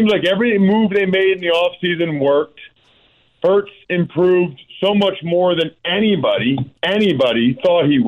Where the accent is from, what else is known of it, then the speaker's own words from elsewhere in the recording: outside of Philadelphia, Pennsylvania, United States; I grew up outside of Philadelphia